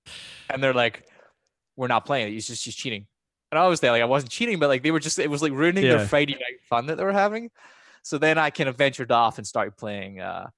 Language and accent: English; Scotland, United Kingdom; accent: half Scottish, more American now; My accent's like half Scottish, but more American now. But back in the day, when I was growing up in Scotland, I remember when I was like 6.